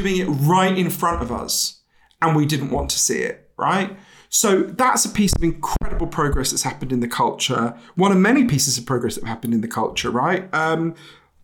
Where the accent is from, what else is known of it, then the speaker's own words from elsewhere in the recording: United Kingdom; I'm too British